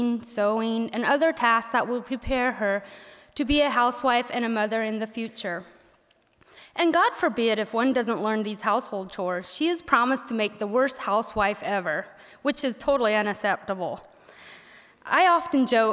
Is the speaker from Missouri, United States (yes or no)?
yes; Missouri, United States; accent: southern; first language Pennsylvania Dutch; English is a second language; moved away as an adult; I attended a one-room schoolhouse in a small Amish community in Missouri